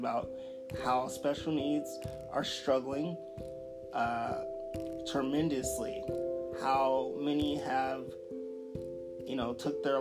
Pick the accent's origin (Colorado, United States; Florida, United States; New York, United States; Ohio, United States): Colorado, United States; Denver; I'm from Denver, Colorado.